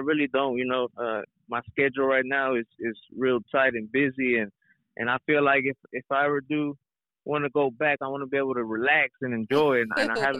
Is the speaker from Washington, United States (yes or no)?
no; Houston, Texas, United States; also born or lived in Mexico; growing up in Houston, you know, to all my Latino people out there, you know, we kind of relate. I kind of grew up in a small household.